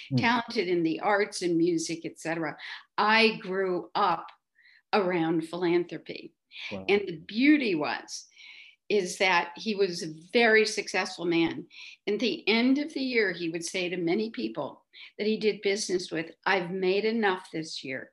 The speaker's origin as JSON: {"language": "English", "area": "outside of Chicago", "region": "Illinois", "country": "United States", "tie": "born or raised there", "moved": "as an adult", "lives_now": "New York, United States", "said": "I'm a Midwest girl, as I notice many of your speakers have been. I grew up outside of Chicago"}